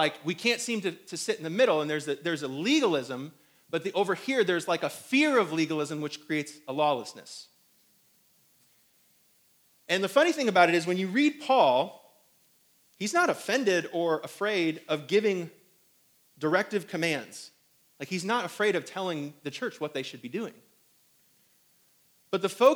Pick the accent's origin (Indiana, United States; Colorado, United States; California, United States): Indiana, United States; South Bend; now in Greenville, United States; I'm from up north. Some of you guys are from up north. And I'm from South Bend, Mishawaka.